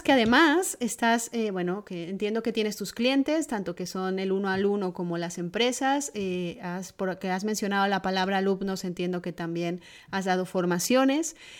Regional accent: Mexico; mi tierra, la cocina mexicana

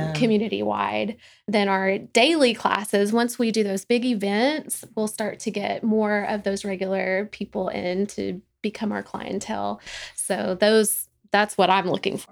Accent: Corsicana, Texas, United States; also born or lived in Dallas; I was actually born in Dallas, but raised mostly in Corsicana

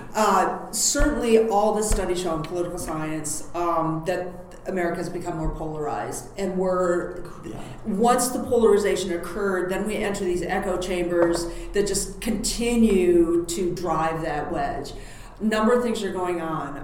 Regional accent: United States; as an American

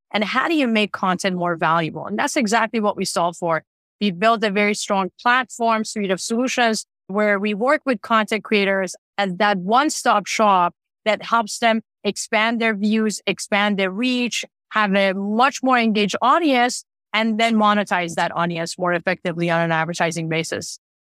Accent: Tehran, Tehran Province, Iran; now in Canada; I grew up in Tehran in Iran

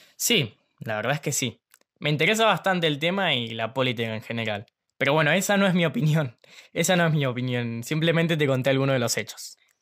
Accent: Ushuaia, Tierra del Fuego, Argentina; Tengo 16 años, nací acá en Ushuaia, voy al Colegio Nacional de Ushuaia

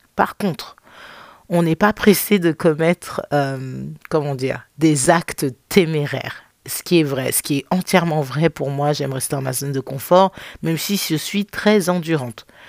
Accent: France; moved away as an adult; now in United States; Et moi, je le vis aux États-Unis. Ça fait cinq ans que j'ai quitté la France

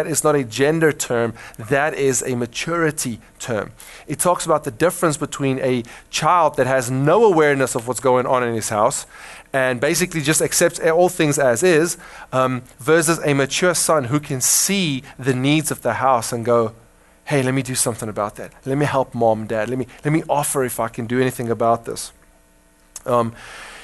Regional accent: South Africa; now in United States; I grew up in Africa, I grew up with a westernized mindset of individualization and self-actualization, and the striving to be somebody is very much ingrained in our hearts as Afrikaners as well

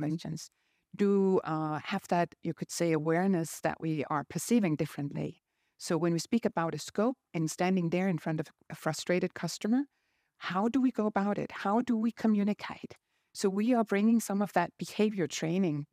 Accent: Denmark; I'm from Denmark.

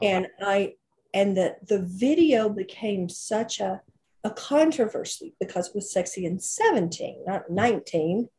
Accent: Oklahoma, United States; moved away as an adult; my hometown in Oklahoma

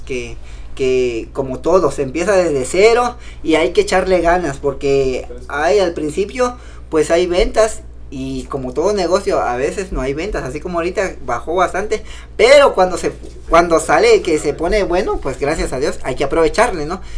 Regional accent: Cintalapa, Chiapas, Mexico; de allá soy de, de Vista Hermosa, municipio de Cintalapa

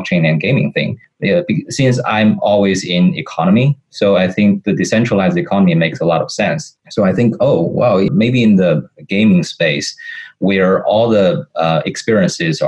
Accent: Beijing, China; also born or lived in St. Louis, Missouri, United States / California, United States; I'm born and raised in Beijing, and spent a fair amount of time in St. Louis, Missouri, and California.

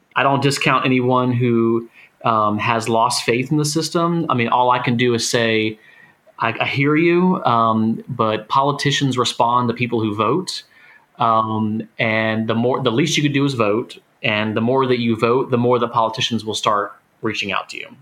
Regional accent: Florida, United States; where I grew up in Florida

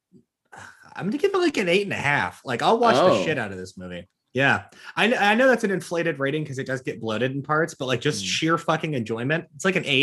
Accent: Napa, California, United States; I grew up in Napa. I had a skateboard. I had a Shih Tzu.

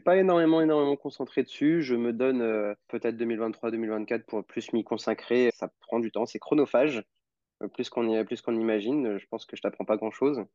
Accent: Normandy, France; now in Lyon, France; je suis originaire de Normandie

